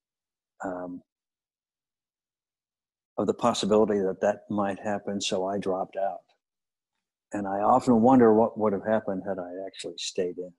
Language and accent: English; Kansas City, United States; moved away; growing up in Kansas City